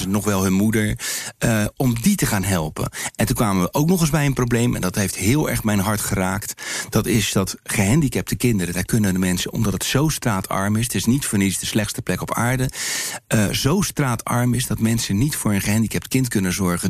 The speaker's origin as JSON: {"language": "Dutch", "town": "Rotterdam", "region": "South Holland", "country": "Netherlands", "said": "waar ik vandaan kom, uit Rotterdam"}